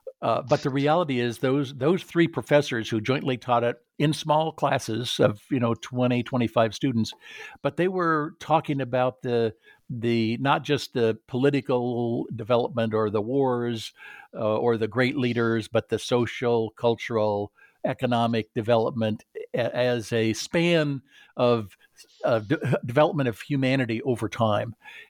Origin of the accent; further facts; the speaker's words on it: California, United States; I grew up in Southern California and was the son of an engineer.